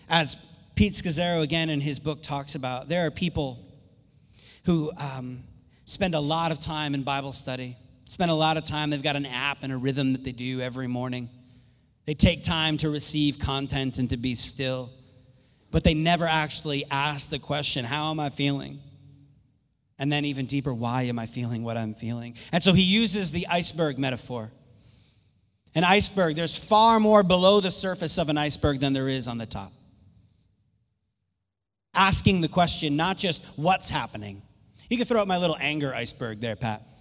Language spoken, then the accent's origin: English; Ireland; My voice, my volume's just, I'm Irish, so I raise my voice a little more.